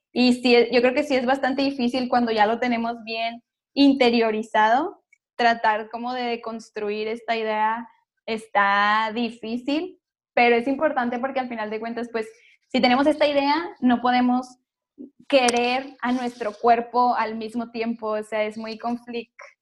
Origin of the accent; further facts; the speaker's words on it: Monterrey, Nuevo León, Mexico; yo soy de Monterrey